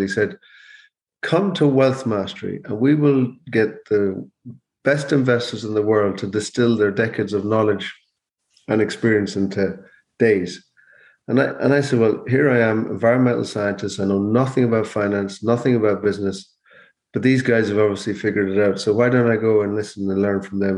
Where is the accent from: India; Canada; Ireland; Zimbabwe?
Ireland; Mayo, Connacht; moved away as an adult; now in Donegal, Ireland; I'm originally from Mayo, but I live in Donegal